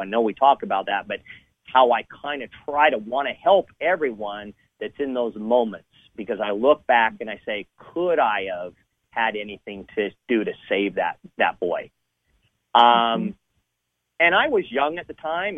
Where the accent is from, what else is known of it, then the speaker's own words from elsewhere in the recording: Southern California, United States; I grew up in Southern California